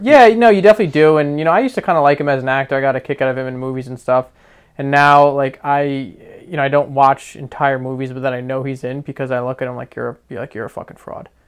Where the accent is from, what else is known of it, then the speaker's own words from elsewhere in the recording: Verona, New Jersey, United States; moved away as an adult; also born or lived in Queens, New York; now in Long Island, New York, United States; I grew up in a very small town in New Jersey called Verona